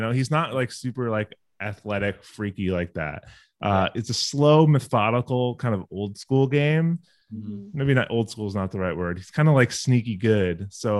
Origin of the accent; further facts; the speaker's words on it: Chicago, Illinois, United States; I'm from Chicago